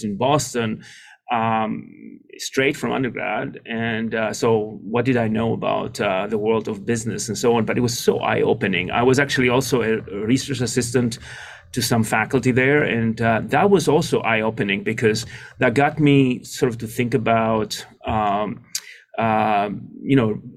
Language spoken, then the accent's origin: English; just outside of Athens, Attica, Greece; moved away as an adult; now in United States; I grew up in Greece, just outside of Athens